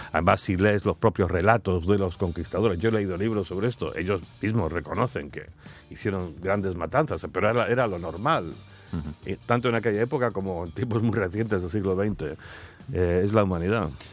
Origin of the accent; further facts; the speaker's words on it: United Kingdom; yo también ahora como británico